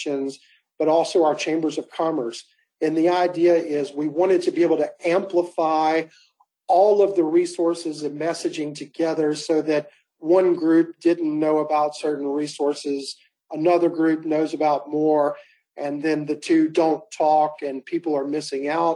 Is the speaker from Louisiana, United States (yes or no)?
yes; Louisiana, United States; now in Las Vegas, United States; I'm from Louisiana